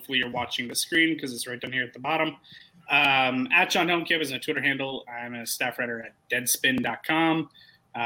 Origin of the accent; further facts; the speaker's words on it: Portland, Oregon, United States; also born or lived in Phoenix, Arizona; now in Chicago, United States; I'm born and raised in Portland, which is basically just South Seattle.